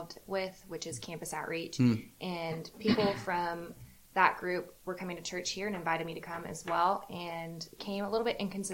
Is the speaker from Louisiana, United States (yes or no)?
no; Atlanta, Georgia, United States; moved away as an adult; now in Columbia, United States; from Atlanta, Georgia